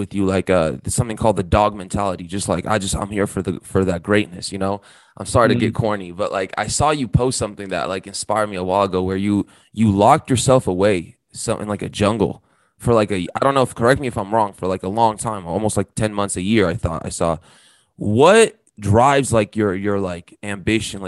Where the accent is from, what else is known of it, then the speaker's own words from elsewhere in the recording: Romania; I'm from Romania